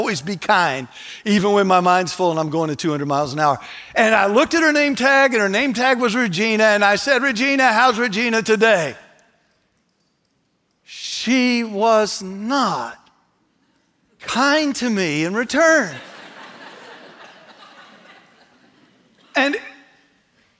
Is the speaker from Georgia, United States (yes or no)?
no; North Carolina, United States; I said, North Carolina.